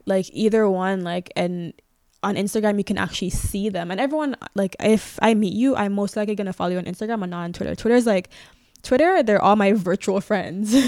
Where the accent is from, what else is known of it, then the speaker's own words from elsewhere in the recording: Canada; we're not American